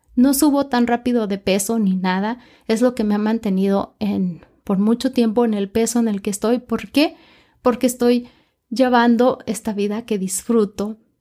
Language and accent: Spanish; Mexico; yo soy mexicana